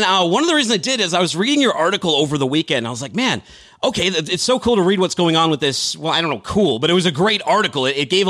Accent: Boston, Massachusetts, United States; I'm from Boston. We have trouble with our R's.

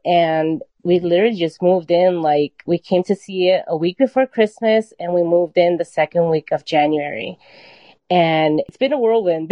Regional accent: Chicago, Illinois, United States; also born or lived in Mexico City, Mexico; I came here when I was four. So I I feel like this is my home.

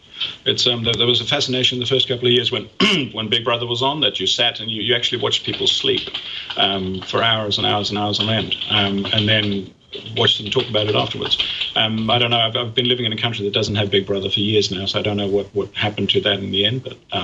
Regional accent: Sweden; When I grew up in Sweden, we had a referendum about nuclear power in Sweden

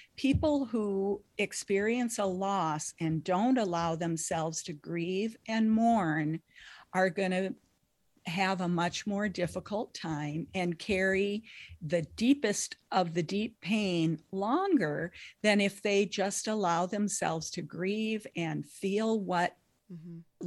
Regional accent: Lake of the Woods, northern Minnesota, United States; I grew up in Lake of the Woods in northern Minnesota

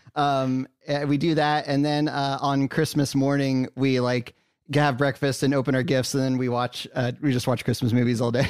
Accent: Santa Cruz, California, United States; moved away; I haven't been to my hometown in two years

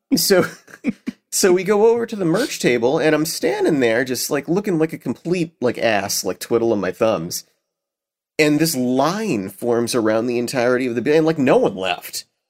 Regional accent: Boston, Massachusetts, United States; Cheers, which I love 'cause it's, you know, based in my hometown

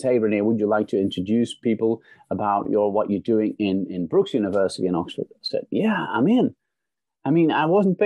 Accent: Belgium; also born or lived in London / Holland; now in Netherlands; I'm originally from Belgium

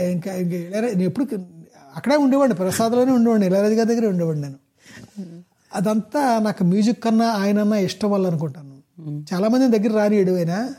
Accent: Pasarlapudi, Andhra Pradesh, India; మా ఊరు అదే పసరపూడి

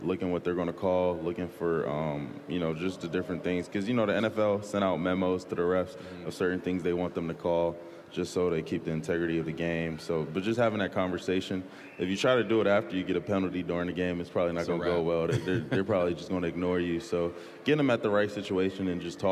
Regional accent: South Maryland, United States; moved away as an adult; now in Seattle, United States; growing up in the DMV

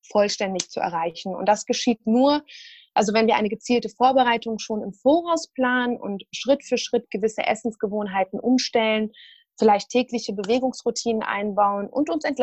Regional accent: Syria; Ich komme ursprünglich aus Syrien, äh, bin 34 Jahre alt und studiere an der Justus-Liebig-Universität in Gießen Ernährungswissenschaften.

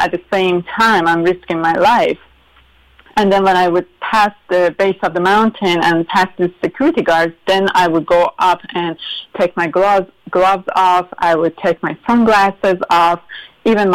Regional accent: Tehran, Tehran Province, Iran; English is a second language; moved away as an adult; also born or lived in Pennsylvania, United States; now in United States; I would go mountain hiking with my dad in north of Tehran, my hometown

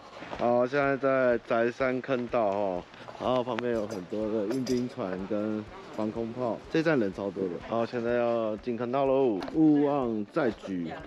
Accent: Kinmen County, Taiwan; 我是金门人，跟他们很熟。

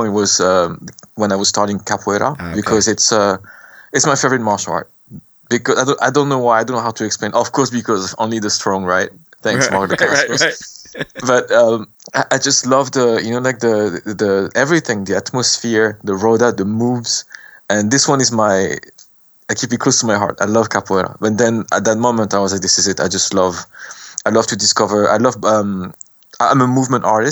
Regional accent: France; we went to France because of the war, and I was born in France.

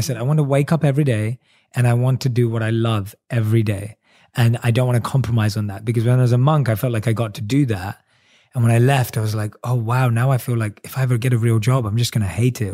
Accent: London, United Kingdom; born or raised there

